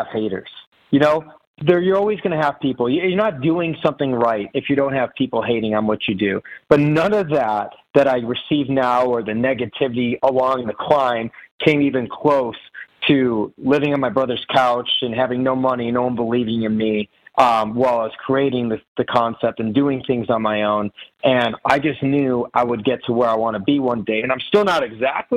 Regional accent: Chicago, Illinois, United States; I'm from Chicago

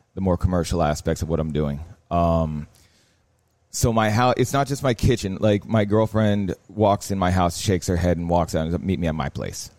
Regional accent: Miami, Florida, United States; I grew up in Miami. The house I was born into was out west. Then we moved down south. Currently, I live in Coconut Grove

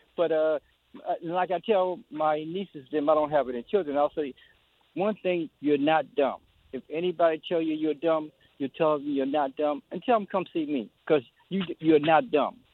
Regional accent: Louisiana, United States; now in Washington, D.C., United States; I'm, I'm from Louisiana, and I grew up in the fifties and sixties

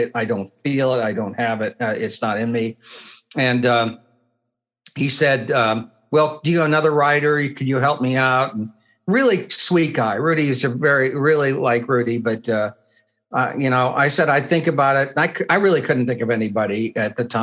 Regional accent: Bloomington, Indiana, United States; I grew up in Bloomington.

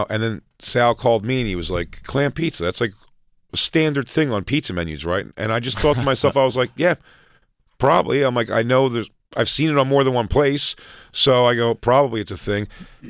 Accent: Philadelphia, Pennsylvania, United States; moved away; the pizza places I grew up going to in Philly were Greek pizza places.

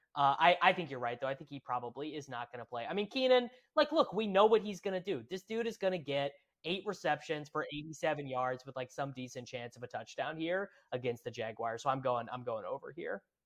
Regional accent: Midwest, United States; also born or lived in Kansas; now in St. Louis, United States; I'm from the Midwest. I've I've always lived in the Midwest.

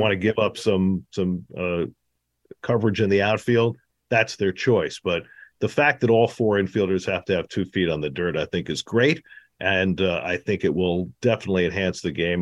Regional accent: New York, United States; growing up in New York in the sixties and seventies

